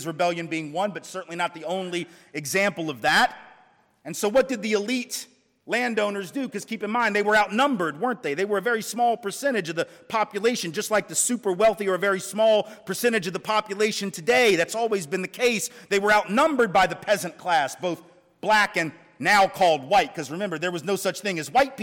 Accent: the South, United States; I'm from the South, lived in the South all my life

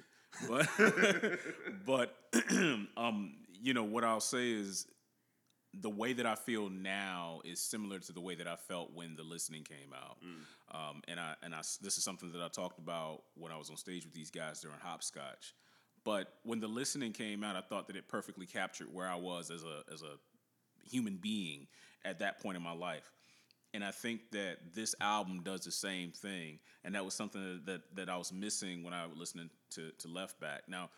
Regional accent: the South, United States; we're from the South

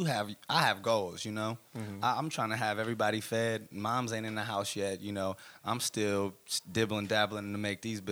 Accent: the Bay Area, California, United States; I'm forever from the Bay, and people will know

